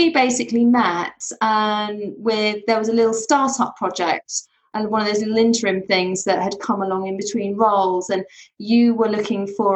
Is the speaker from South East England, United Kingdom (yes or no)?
yes; Surrey, South East England, United Kingdom; when I was growing up, I grew up in Surrey